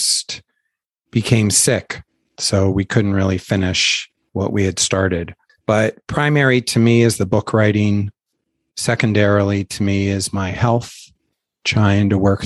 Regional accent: Baltimore, Maryland, United States; moved away; where I grew up in Baltimore

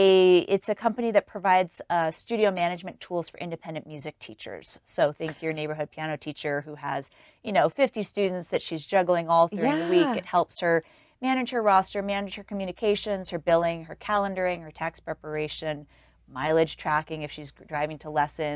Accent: New York City, New York, United States; I was raised in New York City. I thought Walmart was Walgreens, because that's what we had in New York.

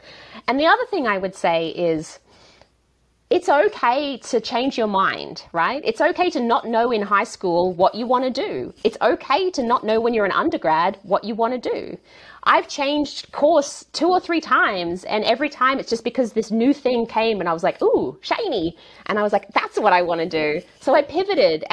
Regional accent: Australia; moved away as an adult; now in California, United States; I grew up in a really little town in the countryside of Australia

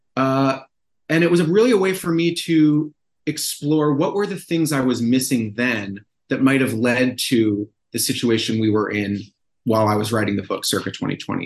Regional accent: Brookline, Massachusetts, United States; moved away; my hometown of Brookline, Massachusetts.

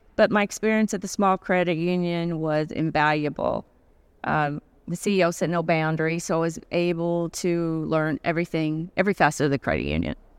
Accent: Arkansas, United States; moved away as an adult; now in Connecticut, United States; I'm originally from Arkansas. So, uh, I was raised in Arkansas. I moved to Connecticut about twenty-five years ago

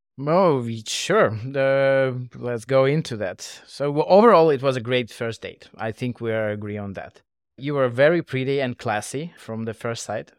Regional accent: Moscow, Russia; moved away as an adult; now in Singapore; I was born and raised in Russia, Moscow. Eight years ago, I moved to Asia.

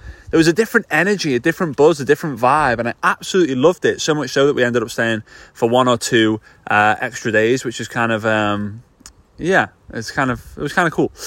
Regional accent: Formby, North West England, United Kingdom; moved away; here in Formby, which is just north of Liverpool in the northwest of the UK. It's my hometown. This is where I grew up

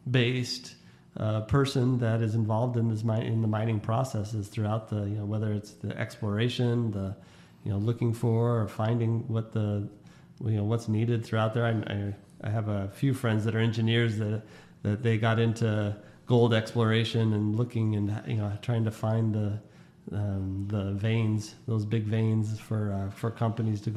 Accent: Las Vegas, Nevada, United States; growing up on the west side of Las Vegas

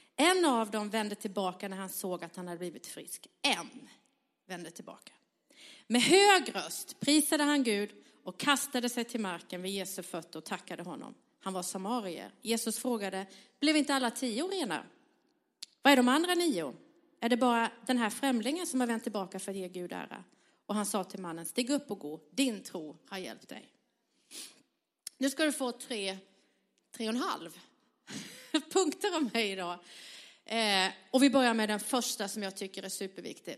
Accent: southern Sweden, Sweden; jag är uppvuxen i södra Sverige

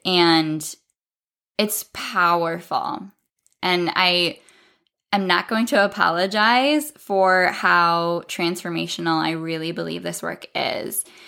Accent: South Dakota, United States; I'm from South Dakota in the Midwest in the United States

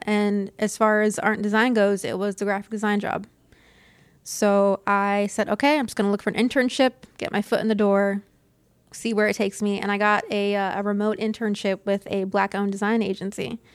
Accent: Citrus County, Florida, United States; also born or lived in Inverness; I grew up in Citrus County

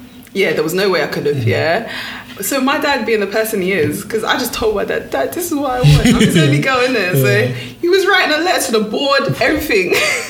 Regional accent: Enfield, London, United Kingdom; I grew up in Enfield, innit? I went to primary school in Enfield, pretty much.

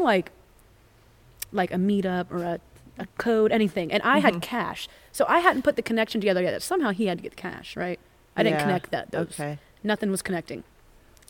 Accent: Florida, United States; I'm from Florida.

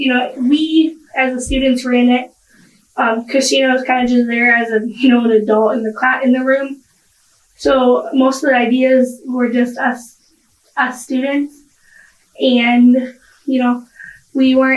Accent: Rapid City, South Dakota, United States; I was born and raised in Rapid City

